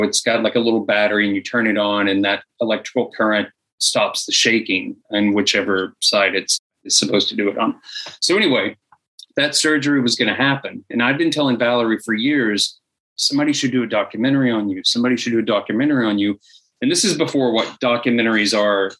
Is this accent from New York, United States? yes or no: no; Georgia, United States; moved away as an adult; now in Los Angeles, United States; I moved to Los Angeles from Georgia. That's where I was born